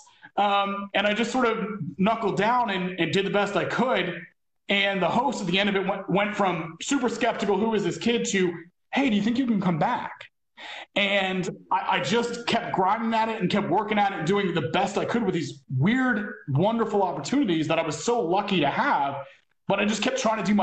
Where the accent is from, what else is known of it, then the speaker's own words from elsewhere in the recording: northern New Jersey, United States; moved away as an adult; also born or lived in Michigan / Asia; I moved from northern New Jersey, where I'd been all this luck and wonderful things with my parents and travel